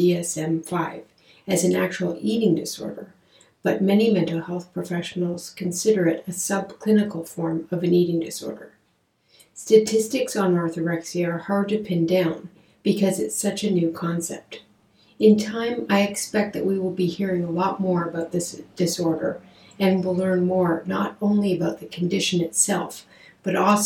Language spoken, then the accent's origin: English; Canada; I'm a Canadian psychotherapist